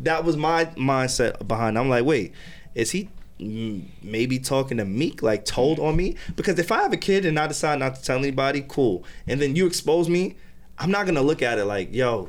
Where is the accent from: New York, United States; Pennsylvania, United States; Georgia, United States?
New York, United States; I'm from New York.